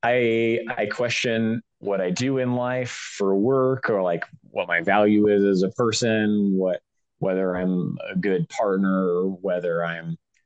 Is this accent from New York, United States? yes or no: no; Pacific Northwest, town where Twin Peaks was filmed, Washington, United States; I grew up in the Pacific Northwest. I grew up in the town where they filmed Twin Peaks